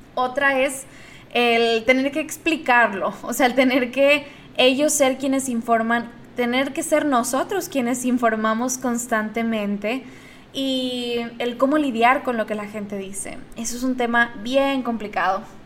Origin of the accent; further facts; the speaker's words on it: Monterrey, Nuevo León, Mexico; Yo soy de Monterrey